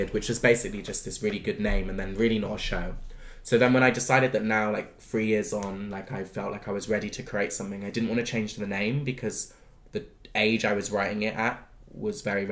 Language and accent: English; Bristol, South West England, United Kingdom; moved away; I grew up in Bristol, and when I was deciding to leave Bristol